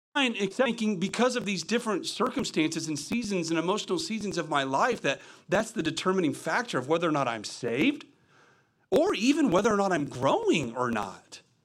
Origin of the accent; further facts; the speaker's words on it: the Midwest, Kentucky, United States; I'm from the Midwest